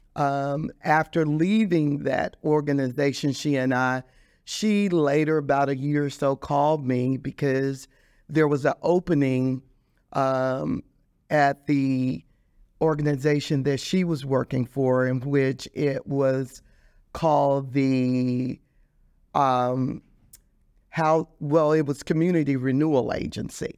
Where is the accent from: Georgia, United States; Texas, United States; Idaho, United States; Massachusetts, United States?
Texas, United States; Dallas; I grew up in Dallas, Texas